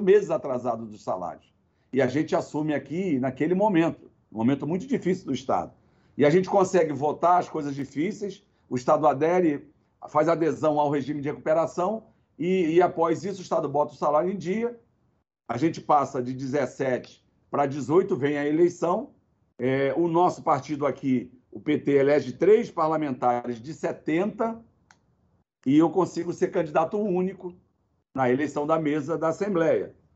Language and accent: Portuguese; Baixada Fluminense, Rio de Janeiro, Brazil; Eu sou da Baixada Fluminense, é a minha base